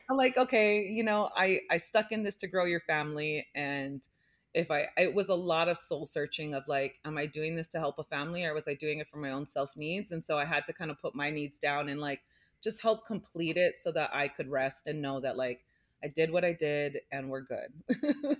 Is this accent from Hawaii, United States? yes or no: yes; Hawaii, United States; growing up in Hawaii, like, I just, we had this sense of community